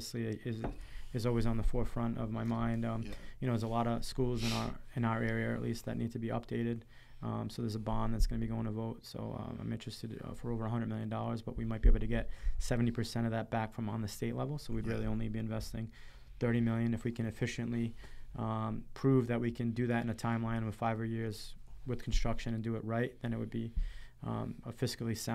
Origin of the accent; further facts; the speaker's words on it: Cranston, Rhode Island, United States; It's my hometown